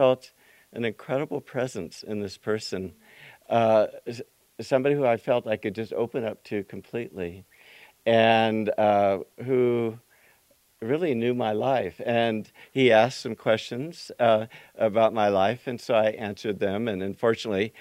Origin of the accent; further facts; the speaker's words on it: Yuba City, California, United States; growing up in Yuba City